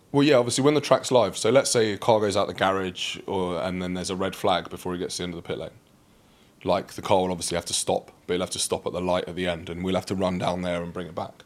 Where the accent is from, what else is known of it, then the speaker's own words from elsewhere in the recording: London, United Kingdom; also born or lived in Reading; growing up in London, I remember when I was really young. So we lived out near Reading